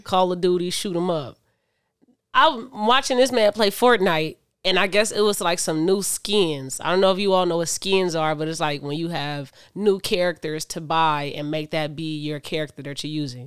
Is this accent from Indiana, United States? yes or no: yes; Michigan City, Indiana, United States; I was raised in Michigan City, Indiana